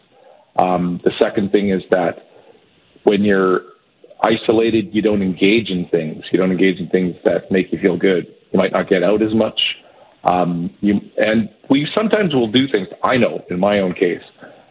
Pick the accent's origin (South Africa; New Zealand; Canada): Canada; Edmonton, Alberta; now in Toronto, Canada; my hometown of Edmonton